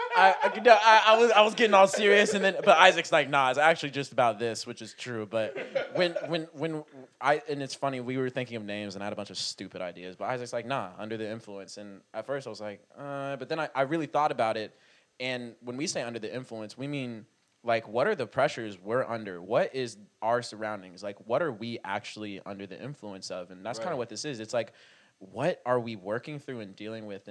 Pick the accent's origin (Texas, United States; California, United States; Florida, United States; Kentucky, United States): Texas, United States; Dallas; this is where we're from